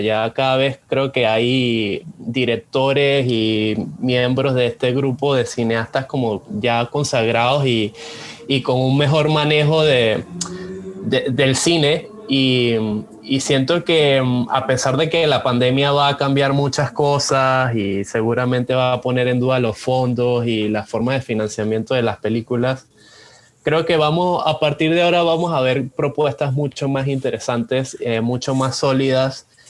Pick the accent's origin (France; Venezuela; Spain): Venezuela; moved away as an adult; now in Panama; yo soy extranjero, yo soy venezolano, pero ya tengo como más de 10 años aquí en Panamá